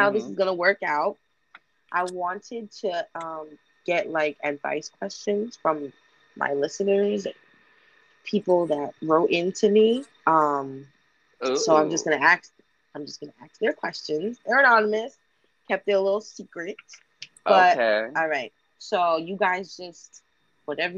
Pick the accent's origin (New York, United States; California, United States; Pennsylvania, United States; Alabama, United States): New York, United States; New York City; I was growing up in Staten Island.